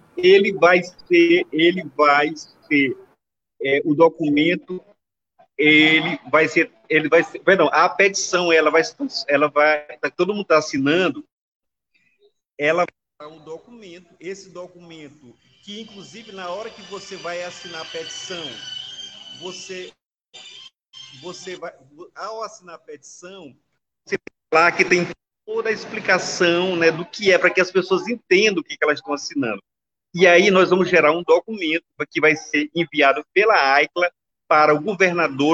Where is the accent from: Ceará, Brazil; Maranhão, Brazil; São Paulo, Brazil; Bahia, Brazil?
Maranhão, Brazil; Itapecuru-Mirim; eu sou, meu município, sou de Itapecuru